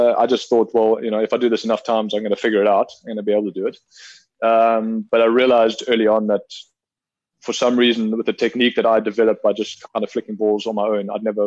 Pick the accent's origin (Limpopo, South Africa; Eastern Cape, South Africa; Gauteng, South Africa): Gauteng, South Africa; Pretoria; moved away as an adult; also born or lived in Stellenbosch, South Africa / Port Elizabeth, South Africa; I would have been around 10 years old when we moved from PE up to Pretoria, where I went to Brooklyn Primary and then eventually Pretoria Boys High